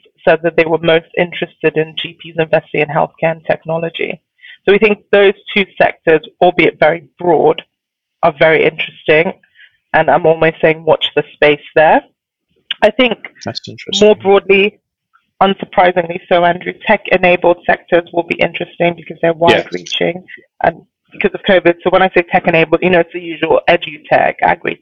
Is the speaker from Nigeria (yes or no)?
yes; Nigeria; I'm Nigerian.